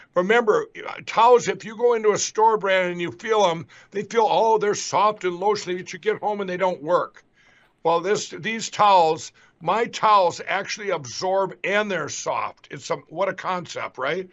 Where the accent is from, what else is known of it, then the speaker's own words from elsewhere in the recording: Carver, Minnesota, United States; that's where I grew up in Carver, Minnesota here